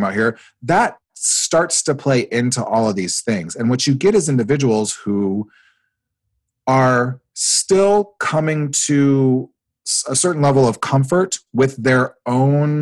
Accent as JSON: {"language": "English", "region": "Nebraska", "country": "United States", "tie": "born or raised there", "also_born_or_lived": "Iowa", "moved": "as an adult", "said": "I grew up in Nebraska. I did my undergrad in Iowa"}